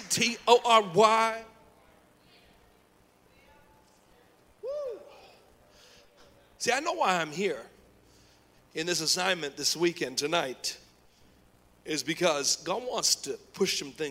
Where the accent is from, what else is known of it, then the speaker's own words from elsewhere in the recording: Oakland, California, United States; now in Georgia, United States; I'm from Oakland, California